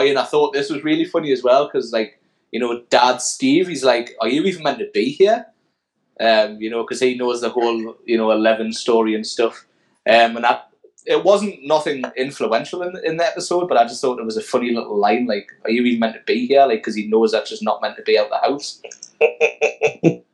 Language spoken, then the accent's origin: English; United Kingdom; I'm too British and too young